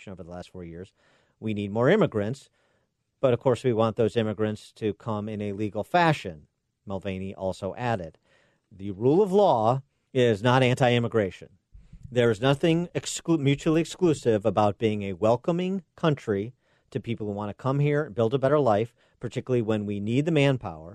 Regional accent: Illinois, United States; my home state of Illinois

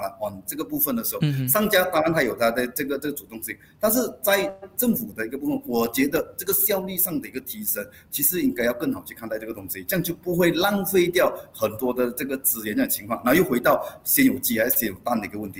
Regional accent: Malaysia; 我们马来西亚人现在面对最大的一个压力，其实是财务压力。

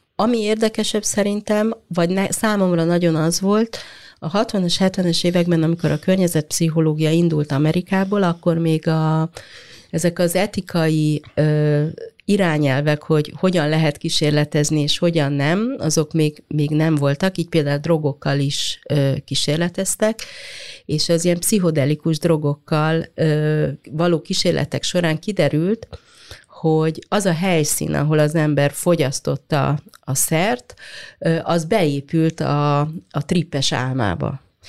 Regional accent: Hungary; mi ezekben a városokban nőttünk

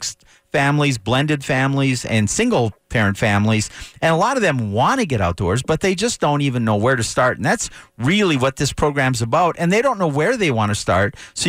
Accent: Minnesota, United States; moved away as an adult; now in Colorado, United States; I used to say I grew up in Minnesota. My wife reminds me I just got older there. But I'm fortunate to have spent the first half of my life in Minnesota and the second half in Colorado

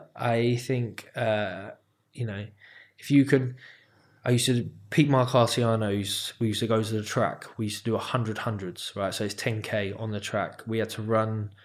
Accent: United Kingdom; me as a British fighter

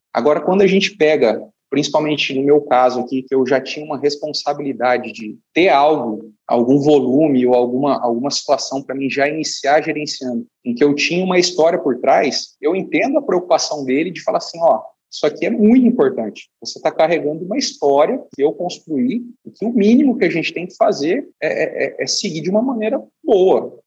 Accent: Deciolândia, near Tangará da Serra, Mato Grosso, Brazil; also born or lived in São Paulo / Campo Novo do Parecis / Vale do Araguaia; Depois a gente migrou para uma região ali muito saudosa ali de perto de Tangará, na região de Desciolândia, onde eu fiquei ali até os os 10, 12 anos de idade

